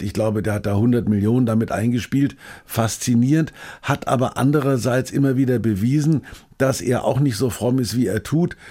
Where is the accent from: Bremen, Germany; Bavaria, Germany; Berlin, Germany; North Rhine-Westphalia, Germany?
Bavaria, Germany; Bamberg; in Bamberg, meiner Geburtsstadt